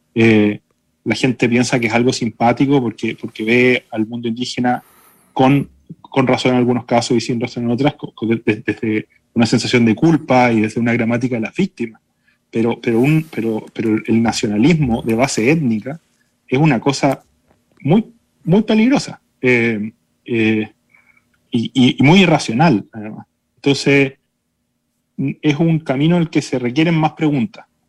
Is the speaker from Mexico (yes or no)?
no; Chile; los chilenos somos un pueblo mestizo